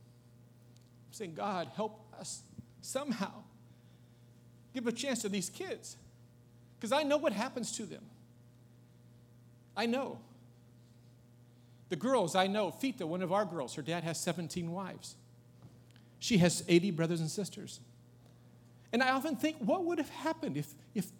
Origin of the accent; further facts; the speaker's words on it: United States; I'm an American.